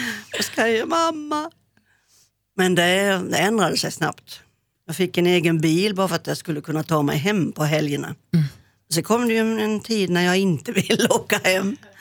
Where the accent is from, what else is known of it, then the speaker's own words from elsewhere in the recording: Hylte, Halland County, Sweden; moved away as an adult; also born or lived in Växjö; jag flyttade från eh, Hylte, min, eh, mitt adoptivhem, gården upp till Växjö